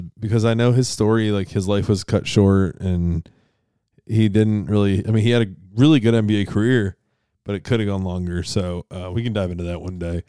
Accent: Rochester, New York, United States; my hometown, Rochester

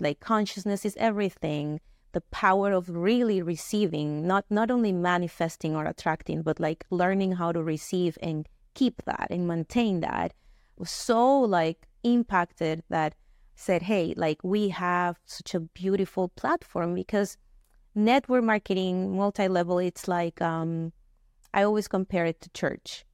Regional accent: Venezuela; moved away as an adult; now in United States; I grew up in Venezuela, born and raised there, uh, moved here to the US uh, 12 years ago uh, after graduating college

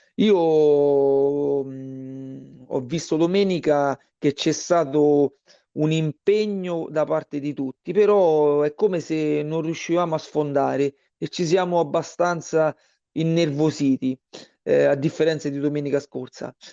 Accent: Frosinone, Lazio, Italy; moved away as an adult; now in Tivoli, Italy; io sono originario di Frosinone e sono circa mh, mm, dieci anni che sono qui a Tivoli

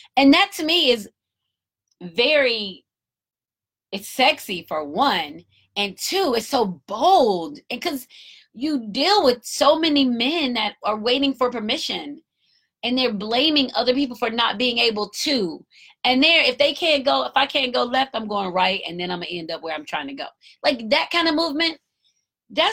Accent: United States; I'm American too

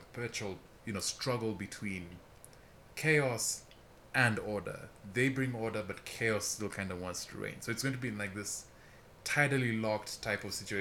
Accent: Kenya; I'm from Kenya.

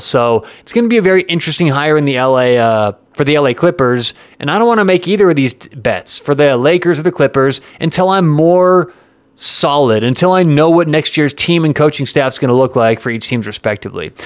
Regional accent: Denver, Colorado, United States; I'm from Denver

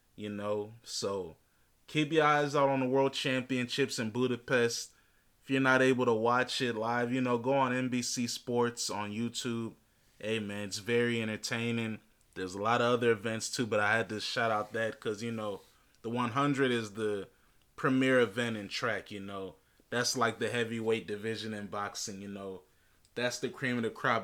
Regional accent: Alexandria, Virginia, United States; I'm from Alexandria in Fairfax County.

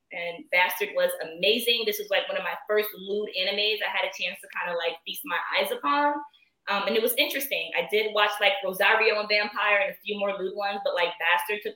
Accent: United States; I'm from New York, New Jersey

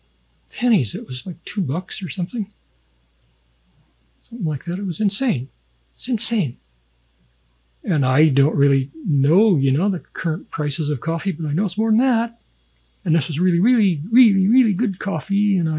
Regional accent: Canada; and am I American? No, I'm Canadian.

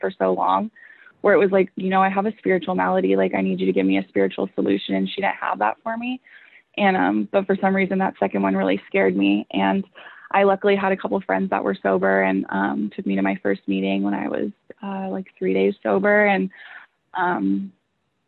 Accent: Huntington Beach, California, United States; I'm actually from Orange County, and I grew up in Huntington Beach

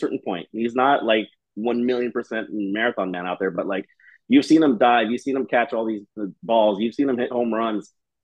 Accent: Los Angeles, California, United States; So I grew up in Echo Park

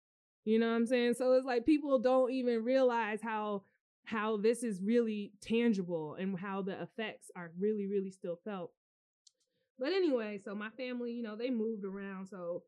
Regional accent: Cary, North Carolina, United States; So yeah, growing up in Cary, North Carolina was a very interesting experience culturally.

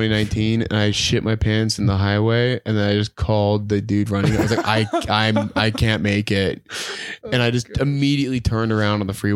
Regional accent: Provo, Utah, United States; also born or lived in Draper, Utah; I grew up Mormon. I'm from Provo

